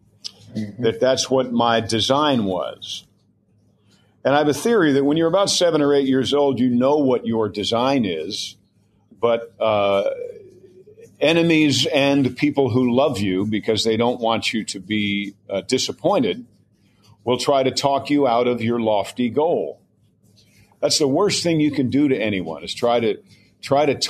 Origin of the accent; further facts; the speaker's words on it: Mount Kisco, New York, United States; moved away; I'm a storyteller who used to go to the double feature on Saturday in Mount Kisco, New York. I'm from New York